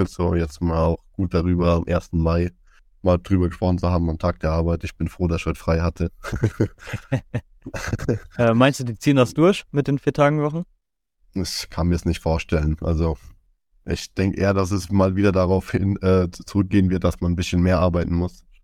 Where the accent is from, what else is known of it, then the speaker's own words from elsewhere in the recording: Zweibrücken, Rhineland-Palatinate, Germany; bei uns in Zweibrücken